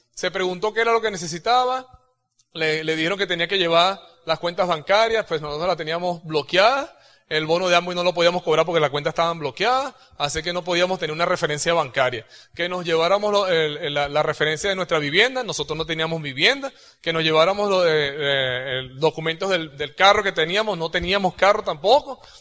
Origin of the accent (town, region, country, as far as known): Venezuela